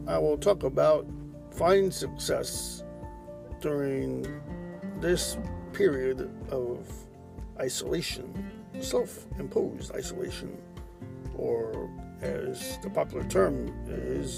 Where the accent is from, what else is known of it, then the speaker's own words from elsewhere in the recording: United States; as an American